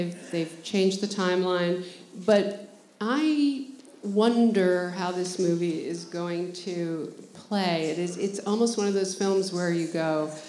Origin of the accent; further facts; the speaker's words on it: New York, United States; moved away as an adult; now in Los Angeles, United States; I grew up here, and the New York Film Festival was always this beginning of the fall season